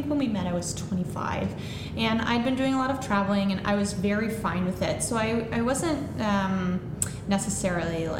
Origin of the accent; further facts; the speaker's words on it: Listowel, Ontario, Canada; moved away as an adult; now in Kitchener, Canada; I'm born and raised in Listowel, and I now live in Kitchener